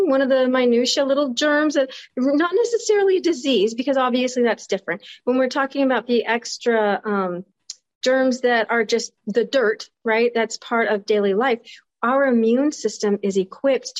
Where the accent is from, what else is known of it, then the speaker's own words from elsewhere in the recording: United States; I grew up in the United States